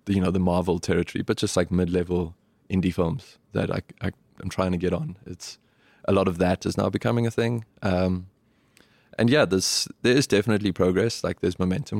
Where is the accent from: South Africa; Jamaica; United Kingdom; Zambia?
South Africa; Johannesburg, Gauteng; moved away as an adult; now in New York, United States; We grew up in Parkview, Johannesburg